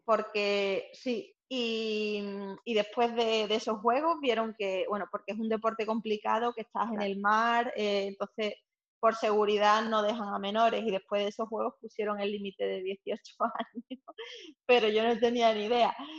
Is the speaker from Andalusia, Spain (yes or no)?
yes; Seville, Andalusia, Spain; also born or lived in Cádiz; yo nací en Sevilla y hago mi vida entre Sevilla y Cádiz actualmente